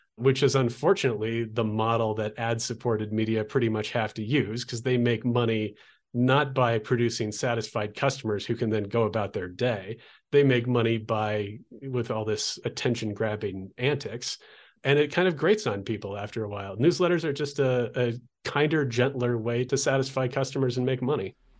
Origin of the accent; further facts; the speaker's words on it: Olympia, Washington, United States; moved away; where I grew up in Olympia, Washington